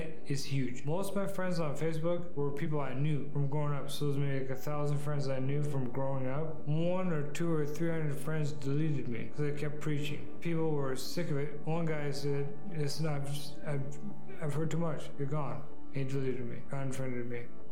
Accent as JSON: {"language": "English", "town": "Bellingham", "region": "Washington", "country": "United States", "also_born_or_lived": "Friday Harbor, Washington", "said": "When I was 15 years old, I moved from Bellingham to Friday Harbor, San Juan Island"}